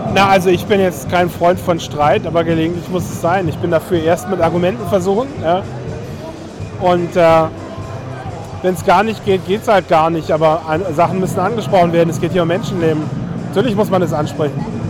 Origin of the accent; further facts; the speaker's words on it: Berlin, Germany; ich bin in Berlin aufgewachsen